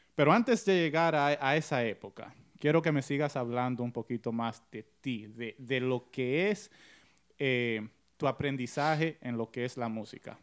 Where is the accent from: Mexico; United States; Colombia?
United States; yo soy americano